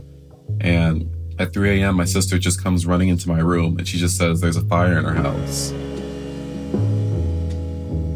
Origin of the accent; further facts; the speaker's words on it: Manhattan Beach, California, United States; growing up in Manhattan Beach